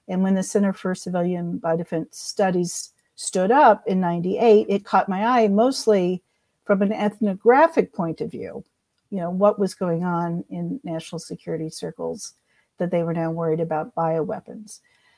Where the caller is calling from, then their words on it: Austin, Texas, United States; Well, actually, I'm just north of Emily. I'm in Austin.